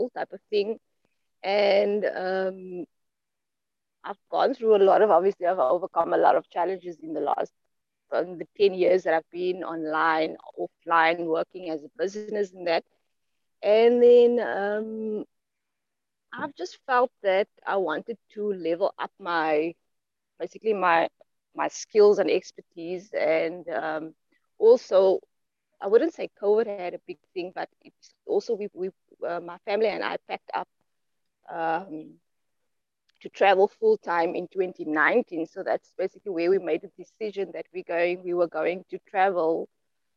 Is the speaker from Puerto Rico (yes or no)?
no; Grabouw, Western Cape, South Africa; I was born and raised in the Western Cape, which used to be the Western province of South Africa, in a small apple farming town called Crabow, Elgin